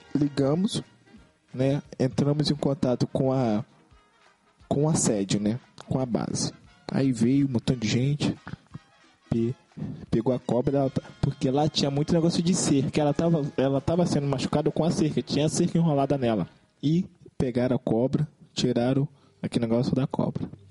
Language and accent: Portuguese; Belford Roxo, Rio de Janeiro, Brazil; nós somos de Belfor Roxo